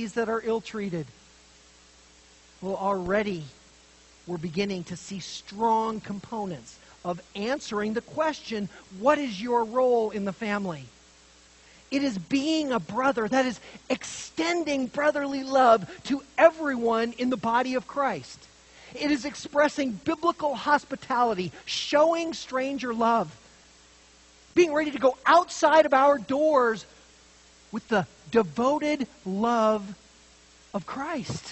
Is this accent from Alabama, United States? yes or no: no; Montana, United States; also born or lived in Idaho; When I grew up in Montana and Idaho, drunken driving was the norm